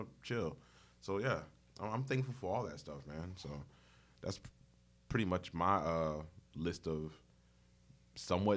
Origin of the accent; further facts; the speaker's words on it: Newark, New Jersey, United States; I grew up in Newark, New Jersey